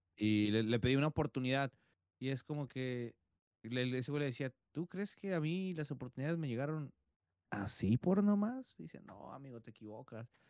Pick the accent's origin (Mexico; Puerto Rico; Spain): Mexico; Tijuana, Baja California